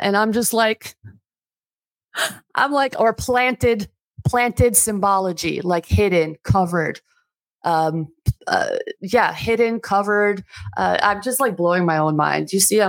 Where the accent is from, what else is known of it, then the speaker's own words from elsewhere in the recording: Albania; I'm not, because I'm from Albania, and I'm not even going to say Albanians.